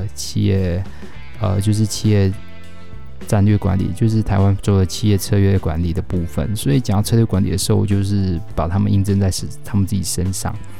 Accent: Taiwan; 我们是台湾人，我们活在台湾

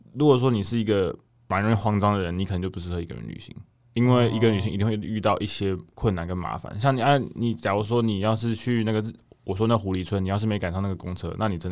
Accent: Taiwan; 我说哦对啊，我是台湾人，

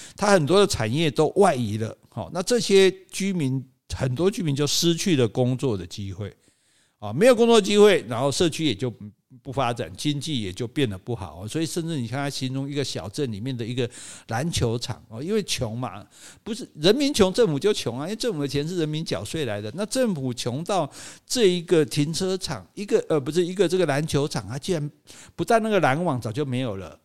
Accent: Taiwan; 我们台湾人

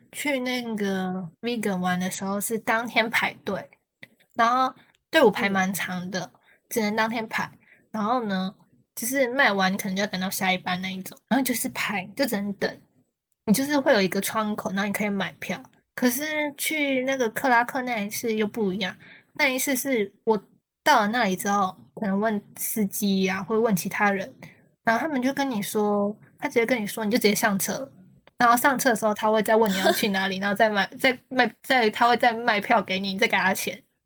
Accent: Taiwan; 我是台湾人

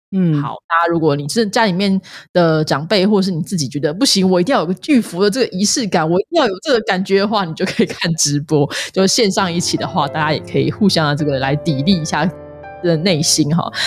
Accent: Changhua County, Taiwan; 我们彰化人都会喝地谷露

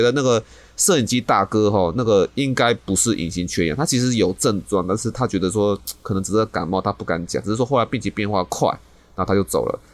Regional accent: Taiwan; 我们台湾人民

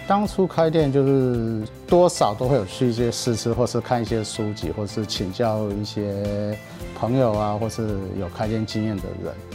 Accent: Taiwan; 其实我是台湾人

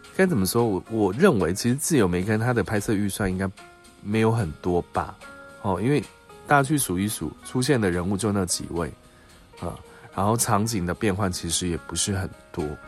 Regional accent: Taiwan; 我们台湾这边

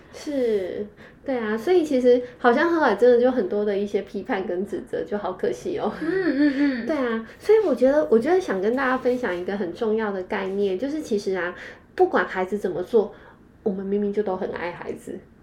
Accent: Taiwan; 我们台湾人

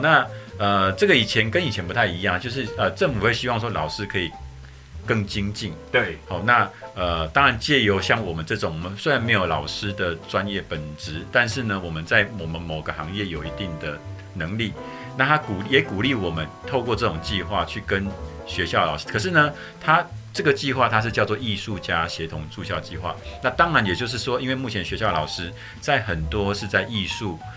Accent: Kaohsiung, Taiwan; moved away as an adult; now in Yilan, Taiwan; 我是高雄长大的孩子

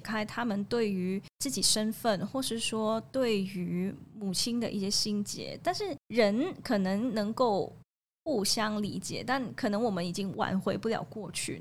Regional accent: Hong Kong; now in Taiwan; 我是香港人，香港人

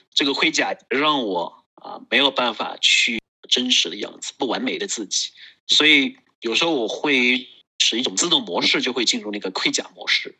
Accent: Kunming, Yunnan, China; 我是来自于云南昆明，啊，我现在从事个人成长和家庭教育的工作

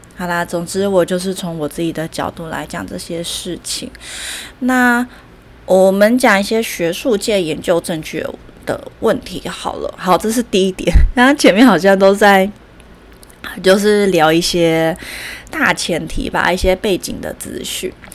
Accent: Taiwan; 我们台湾人个性都比较急嘛

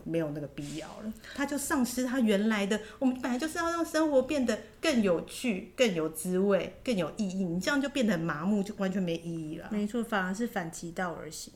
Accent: Taiwan; 我觉得身为台湾人都要尊重台湾原住民的习俗，台湾古人的习俗，每个台湾人都应该去体验一次。

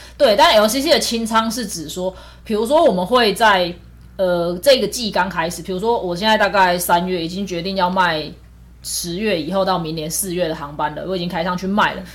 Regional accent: Taiwan; 因为我们都是台湾人

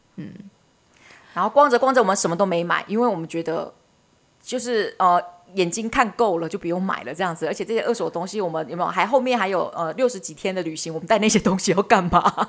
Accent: Taiwan; 很像我们台湾人要拍鬼片的基本色调

